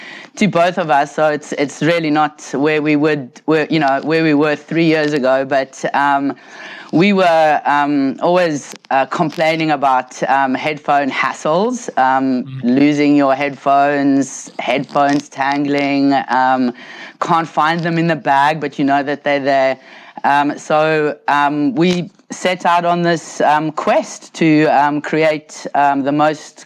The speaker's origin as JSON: {"language": "English", "country": "South Africa", "tie": "born or raised there", "moved": "yes", "lives_now": "Australia", "said": "I was born and grew up in South Africa quite some decades ago"}